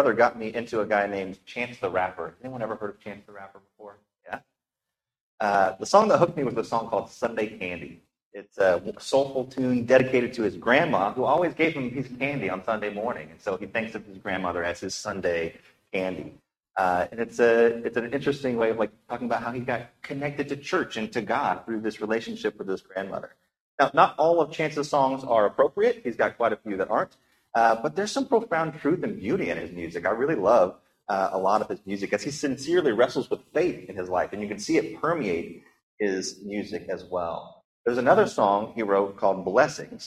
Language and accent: English; Appalachia, United States; I grew up in Appalachia, and the accent there can be a little bit thick sometimes.